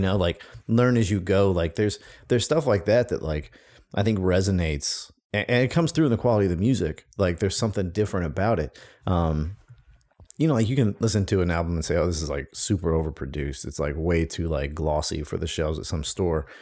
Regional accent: Mississippi Gulf Coast, United States; moved away as an adult; I grew up on the Mississippi Gulf Coast

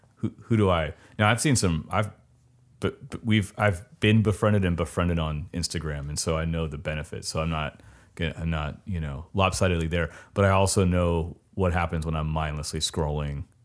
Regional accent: Southern California, United States; I come from South, Southern California

